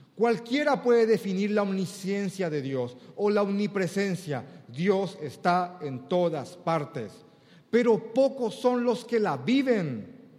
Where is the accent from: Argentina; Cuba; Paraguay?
Paraguay; Cuando en Paraguay decimos dos veces una palabra es cuando le damos mucho énfasis, acá generalmente en Asunción.